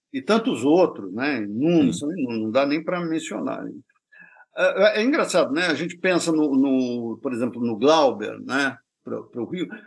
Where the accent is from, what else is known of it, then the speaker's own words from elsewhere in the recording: France; Portuguese is a second language; Como eu sou francês, eu só quis fazer uma frase inteligente